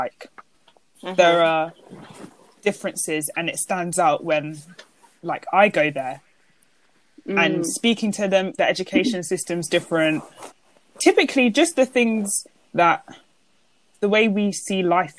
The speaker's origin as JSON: {"language": "English", "country": "United Kingdom", "said": "So I feel like, obviously we're British, but our heritage is obviously the countries I've labelled."}